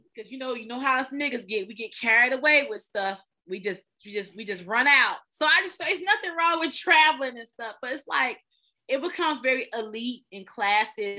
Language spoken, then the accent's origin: English; Smyrna, Georgia, United States; also born or lived in Austell, Georgia; I grew up in Smyrna, and so Smyrna, and then we moved to Austell.